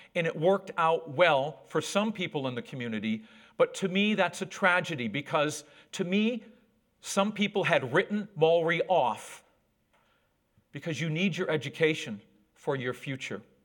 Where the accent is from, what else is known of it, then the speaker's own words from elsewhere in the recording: Whitehall, New York, United States; accent: American; moved away as an adult; also born or lived in Borneo / Central Australia; now in New Zealand; I grew up on a dairy farm. That's my hometown of Whitehall, New York, not far from the Canadian border.